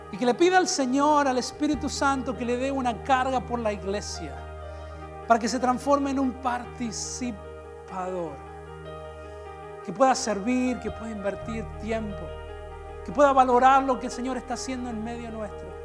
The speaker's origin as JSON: {"language": "Spanish", "country": "Peru", "said": "Yo vengo de Perú y en Perú las iglesias son más ungidas"}